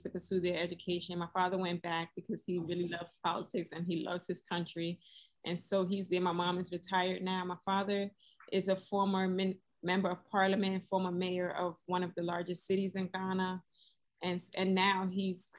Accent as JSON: {"language": "English", "town": "Newark", "region": "New Jersey", "country": "United States", "tie": "born or raised there", "said": "I'm a Newark 100% young lady. I was born in Newark"}